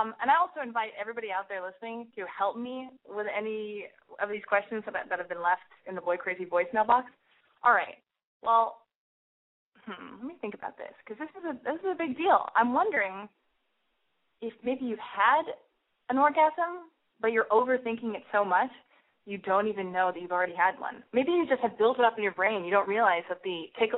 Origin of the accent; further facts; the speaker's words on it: Los Angeles, California, United States; I was born and raised in Los Angeles.